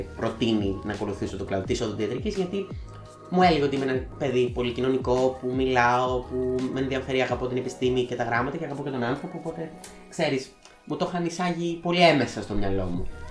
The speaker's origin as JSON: {"language": "Greek", "town": "Volos", "region": "Thessaly", "country": "Greece", "moved": "as an adult", "lives_now": "Thessaloniki, Greece", "said": "η καταγωγή μου είναι από το Βόλο, τον τελευταίο, τους τελευταίους μήνες ζω και εργάζομαι στην πόλη της Θεσσαλονίκης"}